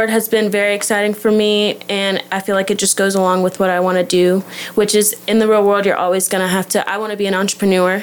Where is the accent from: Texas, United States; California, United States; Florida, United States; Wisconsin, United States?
Texas, United States; Dallas; moved away as an adult; I am from Dallas